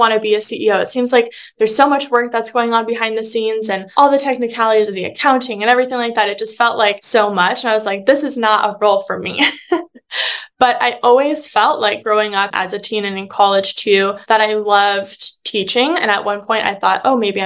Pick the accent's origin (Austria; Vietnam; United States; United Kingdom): United States; Phoenix, Arizona; a local marketing agency within my hometown in Phoenix